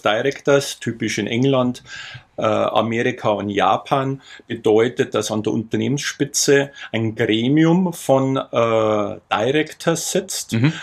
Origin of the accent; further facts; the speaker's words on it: near Altötting district, Bavaria, Germany; ich komme aus der Nähe vom Landkreis Altötting. Mhm. Dort haben wir auch einen großen Bauernhof, auch heute noch.